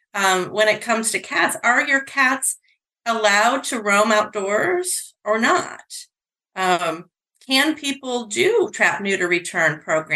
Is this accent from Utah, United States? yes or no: no; New York, United States; I'm from New York State